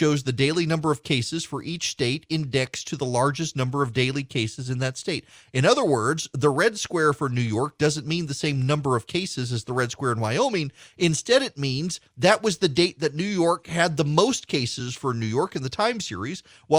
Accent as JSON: {"language": "English", "region": "Dubai", "country": "United Arab Emirates", "tie": "born or raised there", "said": "When I was a kid, I grew up in Dubai in the Middle East."}